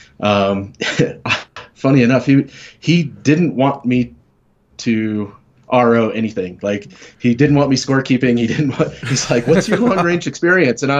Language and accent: English; Colorado, United States; moved away; also born or lived in Southern California; I grew up in Colorado